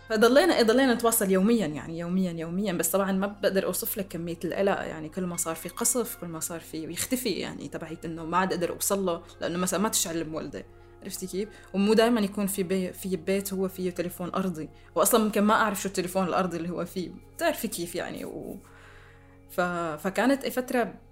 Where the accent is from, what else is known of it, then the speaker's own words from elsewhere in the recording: Damascus, Damascus Governorate, Syria; accent: Syrian; سوريا هي البلد اللي عشت فيه واللي ربيت فيه واللي درست بجامعاته واللي ب- بحكي لهجته